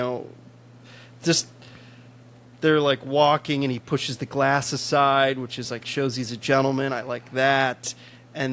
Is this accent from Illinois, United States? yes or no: yes; Chicago, Illinois, United States; moved away; I'm originally from Chicago. I don't live in Chicago